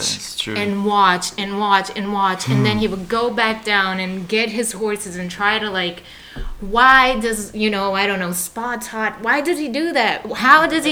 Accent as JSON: {"language": "English", "town": "Salvador", "region": "Bahia", "country": "Brazil", "tie": "born or raised there", "moved": "yes", "said": "I am from the northeast of the country. It's a state called Bahia. And the city is Salvador"}